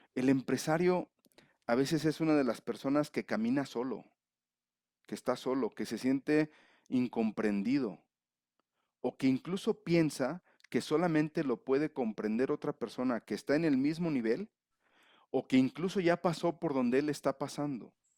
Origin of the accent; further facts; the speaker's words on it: León, Guanajuato, Mexico; moved away as an adult; now in Mexico City, Mexico; Nací en León, pero estoy ahora en la Ciudad de México.